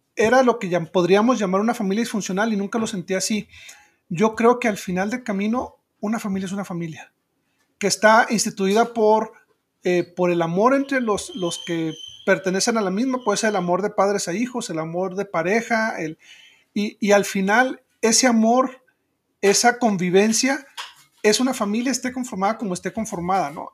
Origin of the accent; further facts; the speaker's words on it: Chihuahua, Mexico; also born or lived in Ciudad Juárez; soy de Chihuahua